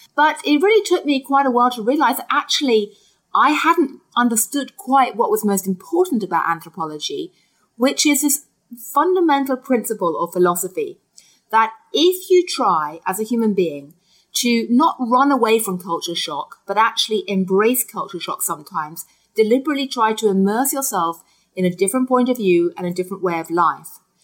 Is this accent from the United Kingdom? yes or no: yes; United Kingdom; I grew up in Britain eating Kit Kat